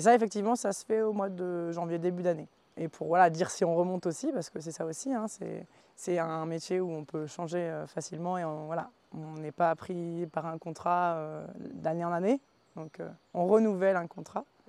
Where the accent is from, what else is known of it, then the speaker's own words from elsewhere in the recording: the North, Hauts-de-France, France; moved away as an adult; also born or lived in Combadam (mountain valley, current work); je suis originaire du Nord à la base, donc le plat pays, pas du tout les montagnes.